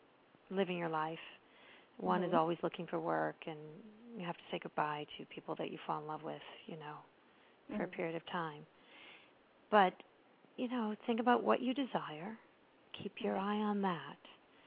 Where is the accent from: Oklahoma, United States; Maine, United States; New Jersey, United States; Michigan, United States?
Maine, United States; also born or lived in Pembroke, Massachusetts; I grew up in Pembroke. I know who that is. And then my family moved to Maine, which is sort of where I tell people I'm from mostly because I was really little in Pembroke.